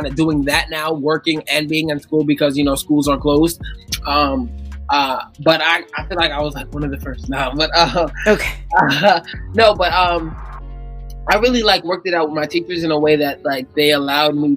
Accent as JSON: {"language": "English", "region": "New York", "country": "United States", "said": "I'm from New York"}